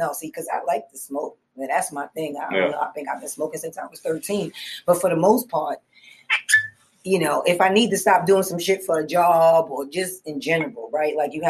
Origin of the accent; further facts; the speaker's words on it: New York City, New York, United States; also born or lived in Harlem; I rep Bronx so hard. I mean, I was raised in the Bronx. I was born in Harlem.